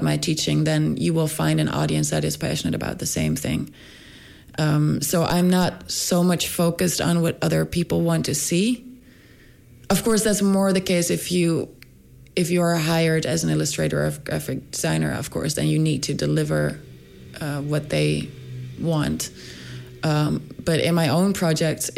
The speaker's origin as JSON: {"language": "English", "town": "Rotterdam", "region": "South Holland", "country": "Netherlands", "tie": "born or raised there", "moved": "as an adult", "lives_now": "Stockholm, Sweden", "said": "I was born in Rotterdam in the Netherlands, and then I moved around in the Netherlands a little bit"}